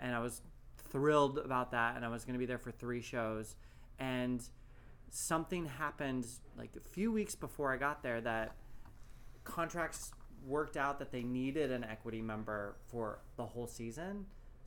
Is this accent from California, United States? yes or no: yes; Tustin, California, United States; moved away as an adult; also born or lived in New York City; now in West Hollywood, United States; I grew up in Orange County, just south of here, Disneyland. Not actually Disneyland, but Tustin, California